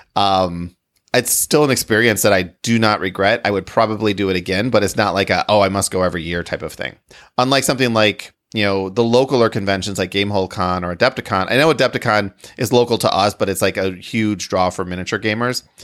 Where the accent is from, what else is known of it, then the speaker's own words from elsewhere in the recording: Grand Rapids, Michigan, United States; I grew up in Grand Rapids